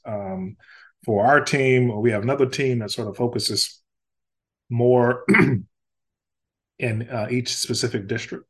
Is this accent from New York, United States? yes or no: no; Louisiana, United States; growing up in Louisiana